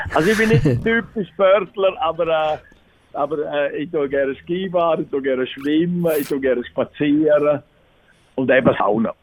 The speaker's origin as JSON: {"language": "German", "town": "Chur", "region": "Graubünden", "country": "Switzerland", "tie": "born or raised there", "also_born_or_lived": "Zurich", "said": "bin in Graubünden geboren, in Chur und bin dann auch hier aufgewachsen"}